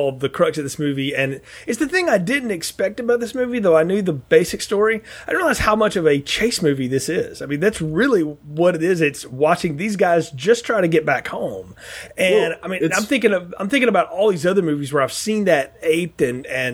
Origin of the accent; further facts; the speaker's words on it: the South, United States; growing up in the South where, you know, county to county was one thing